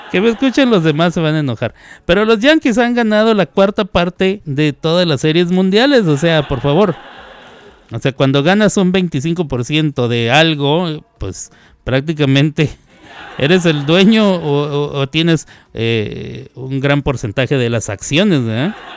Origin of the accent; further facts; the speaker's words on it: Mexico; somos presumidos los mexicanos